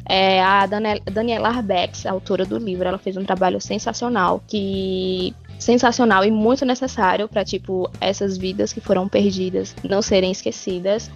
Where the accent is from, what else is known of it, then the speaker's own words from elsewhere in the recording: Alagoas, Brazil; also born or lived in Petrolina; voltar é, pro local onde eu nasci